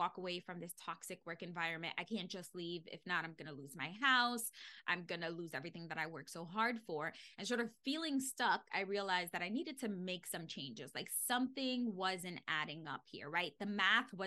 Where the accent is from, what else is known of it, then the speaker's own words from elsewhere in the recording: New York City, New York, United States; I grew up in the Bronx. It is the poorest borough in New York City.